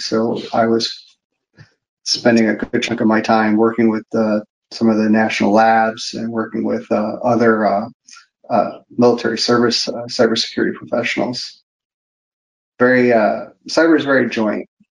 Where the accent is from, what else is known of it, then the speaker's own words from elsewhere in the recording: Park Forest, Illinois, United States; I, am from Park Forest, Illinois. Uh, it's a very small town in the south suburbs of Chicago, very close to the border of Indiana.